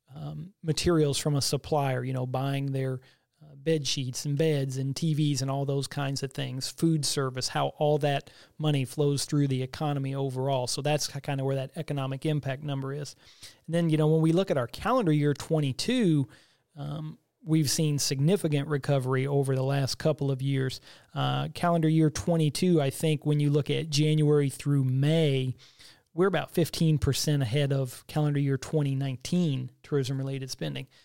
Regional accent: Bowling Green, Missouri, United States; also born or lived in Hannibal, Missouri; I grew up in a small community of Bowling Green, which is about twenty miles south of Hannibal

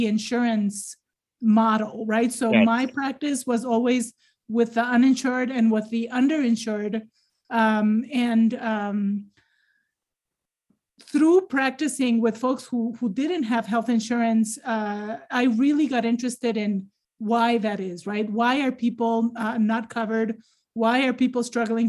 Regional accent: Ecuador; moved away as an adult; now in United States; I was born and raised in Ecuador

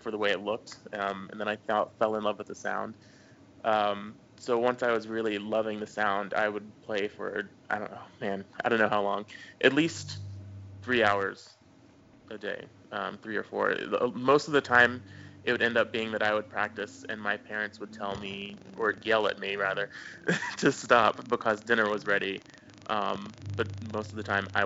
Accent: Tennessee, United States; also born or lived in New Orleans / Los Angeles; now in Atlanta, United States; I'm originally from Tennessee, and I started on saxophone in sixth grade

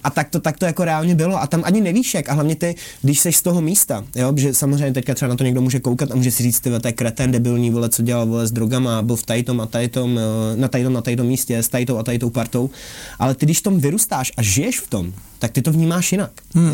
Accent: Prague, Czechia; když jsem z Palmovky

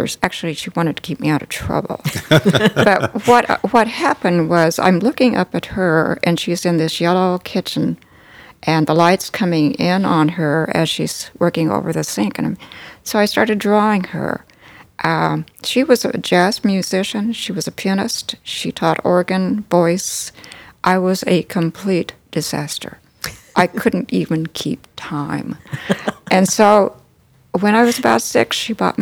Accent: Callaway, Nebraska, United States; also born or lived in North Platte, Nebraska; I grew up in Callaway, in Custer County.

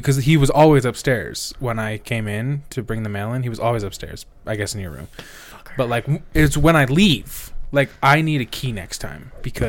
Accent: United States; I know I'm from America

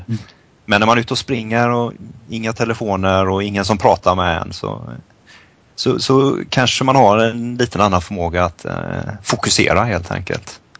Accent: Sweden; moved away as an adult; det finns mycket saker man saknar hemma i Sverige

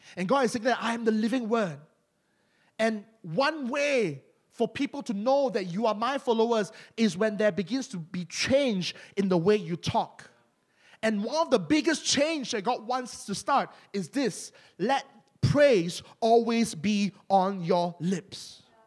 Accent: Malaysia; accent: Malaysian; Malaysians, we, we always like to hide our accent. Among Malaysians, our accent is thick

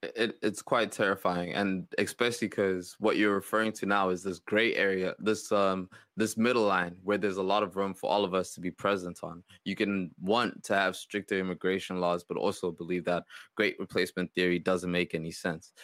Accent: South Africa; It made me think of my home country

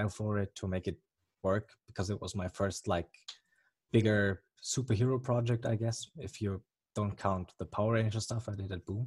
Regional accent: Germany; accent: German; English is a second language; as you may or may not hear from the accent, I'm from Germany

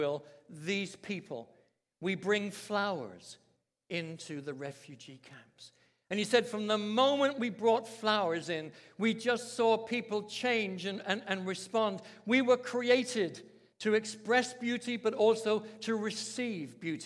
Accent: London, United Kingdom; I was brought up in London, England, in a Christian family, very strict

